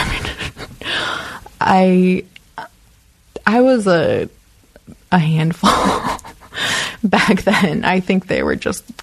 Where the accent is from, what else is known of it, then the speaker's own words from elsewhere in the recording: Midwest, United States; I just I kind of romanticized California when I was a kid growing up in the Midwest.